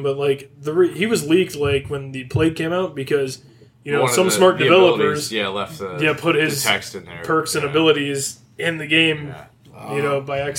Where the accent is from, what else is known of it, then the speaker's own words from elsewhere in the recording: Tampa, Florida, United States; it's cool to see it in my hometown, too. I mean, it is cool. It's the first time it's been in Tampa.